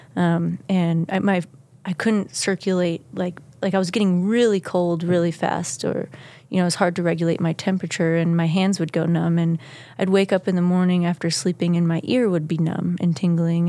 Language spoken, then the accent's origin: English; Kewaskum, Wisconsin, United States; moved away; Kewaskum, Wisconsin. It's a small village in Wisconsin